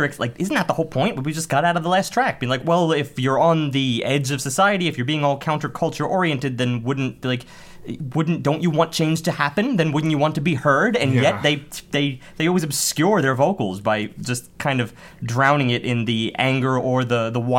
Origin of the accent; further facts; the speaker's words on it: United States; just being American